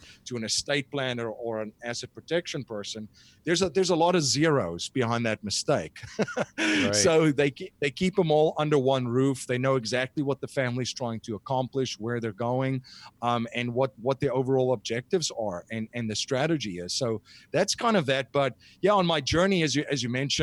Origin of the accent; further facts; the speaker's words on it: South Africa; moved away as an adult; now in United States; I'm originally from South Africa